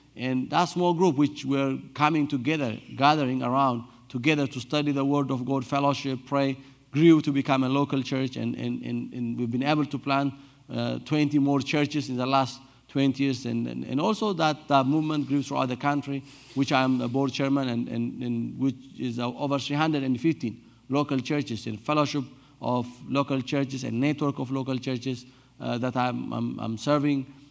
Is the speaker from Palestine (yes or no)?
no; Addis Ababa, Ethiopia; I was born and raised in Addis Ababa, the capital city